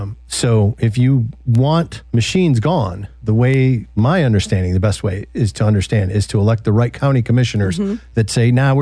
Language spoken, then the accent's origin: English; Detroit, Michigan, United States; I grew up in the Detroit area.